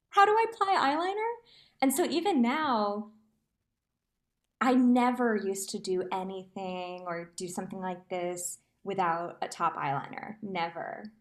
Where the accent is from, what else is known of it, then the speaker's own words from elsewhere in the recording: New Jersey, United States; also born or lived in Manhattan, New York / Hoboken, New Jersey; born and raised in New Jersey, was living in Manhattan, performing.